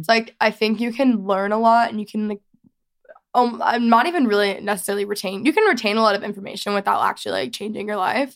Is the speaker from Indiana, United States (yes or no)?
no; Texas, United States; I'm from Texas. I did not grow up in the country by any means